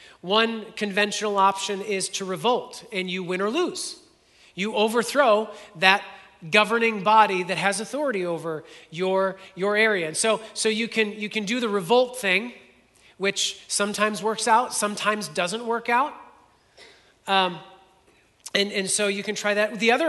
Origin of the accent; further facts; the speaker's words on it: Modesto, California, United States; born there; Because no, I was born in Modesto. Like this is my home. Like I'm not an exile.